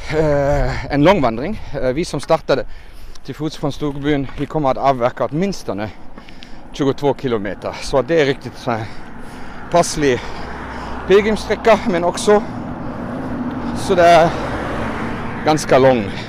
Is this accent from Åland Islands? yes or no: no; Germany; Swedish is a second language; now in Finland; jag är katolsk och har vuxit upp med pilgrimsvandringar och vallfärder. Det hör lite till där varifrån jag kommer. Uh, jag är hemma från Tyskland